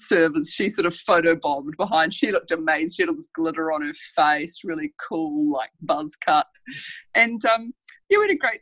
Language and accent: English; Wollongong, New South Wales, Australia; we're from the Gong.